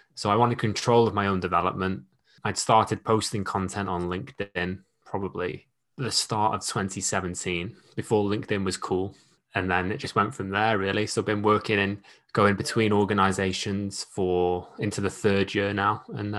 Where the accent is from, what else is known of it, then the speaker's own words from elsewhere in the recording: Wales, United Kingdom; So I grew up in North Wales, get called a Scouser or a Manc at least once a week. I joined the Navy at 17.